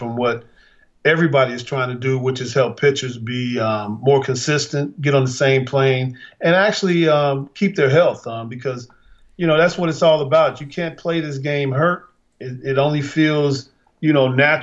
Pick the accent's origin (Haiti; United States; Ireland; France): United States; Chicago, Illinois; Growing up in Chicago